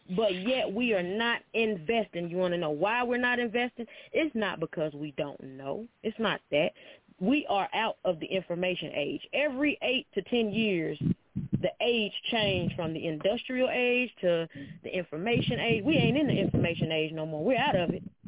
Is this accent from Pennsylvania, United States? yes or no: no; near Memphis, Arkansas, United States; moved away as an adult; now in Nashville, United States; I'm originally from Arkansas by Memphis, like really close to Memphis, right? I'm in Nashville now.